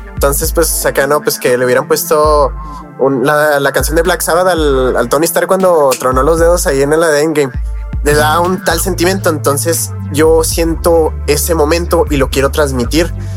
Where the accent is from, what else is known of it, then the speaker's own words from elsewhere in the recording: Mexico; yo soy mexicano